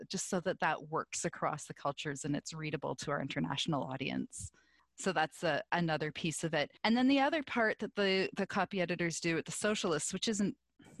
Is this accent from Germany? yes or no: no; Canada; also born or lived in southern Ontario; I am Canadian